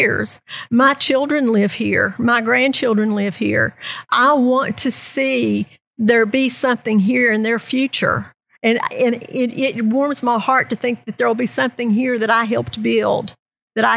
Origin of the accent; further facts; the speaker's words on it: Southern West Virginia, United States; now in Princeton, United States; I grew up in Southern West Virginia